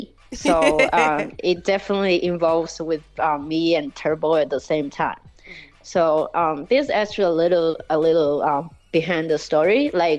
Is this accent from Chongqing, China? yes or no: yes; Chongqing, China; In Chongqing, yeah.